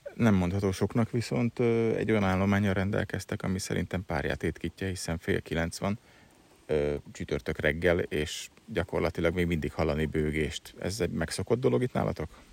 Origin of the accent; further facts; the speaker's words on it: Budapest, Hungary; én pesti gyerek vagyok